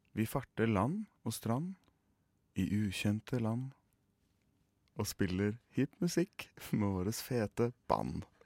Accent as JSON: {"language": "Norwegian", "region": "Oslo", "country": "Norway", "accent": "Oslo dialect", "said": "jeg har liksom greid meg på Oslo-dialekten min"}